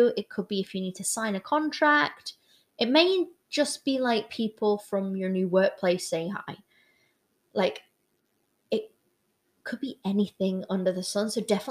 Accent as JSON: {"language": "English", "town": "Newcastle", "region": "North East England", "country": "United Kingdom", "said": "I'm originally from Newcastle."}